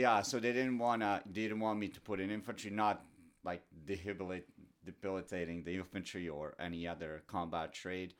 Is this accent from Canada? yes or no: no; Doboj, Republika Srpska, Bosnia & Herzegovina; English is a second language; moved away; I grew up, uh, in small town Doboj, which is northern, northern Bosnia